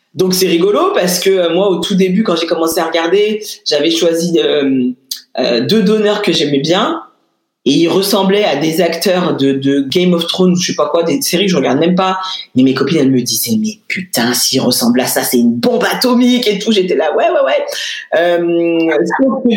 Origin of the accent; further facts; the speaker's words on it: Lyon, Auvergne-Rhône-Alpes, France; je suis lyonnaise moi, hein, donc je l'ai faite dans une maternité à Lyon.